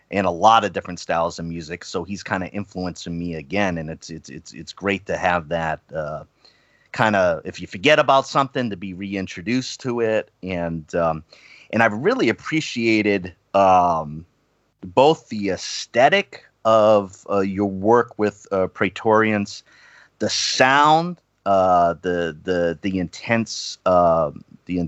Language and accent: English; East Coast, United States; I grew up on the East Coast.